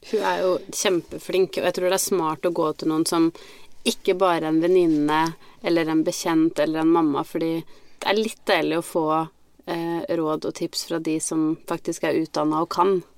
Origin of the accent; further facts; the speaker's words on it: Biri, Innlandet, Norway; moved away; vært eh, hjemme på Biri